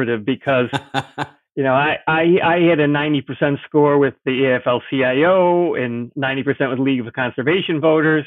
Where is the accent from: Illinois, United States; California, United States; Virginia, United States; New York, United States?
Illinois, United States; Chicago; growing up in Chicago